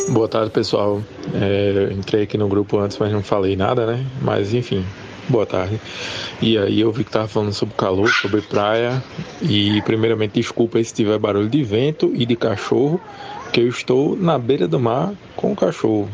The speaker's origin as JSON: {"language": "Portuguese", "town": "Goiana", "region": "Pernambuco", "country": "Brazil", "said": "Eu sou de Goiânia, Goiânia não é interior"}